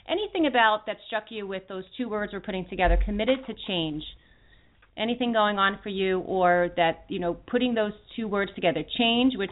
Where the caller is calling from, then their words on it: Philadelphia, Pennsylvania, United States; I'm calling from Philadelphia, PA.